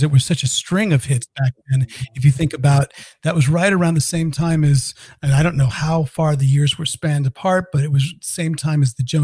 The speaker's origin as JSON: {"language": "English", "region": "California", "country": "United States", "tie": "born or raised there", "said": "I grew up in California"}